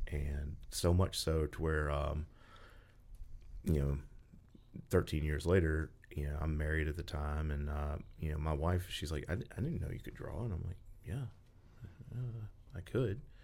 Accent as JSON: {"language": "English", "town": "Memphis", "region": "Tennessee", "country": "United States", "said": "I'm from the Memphis area."}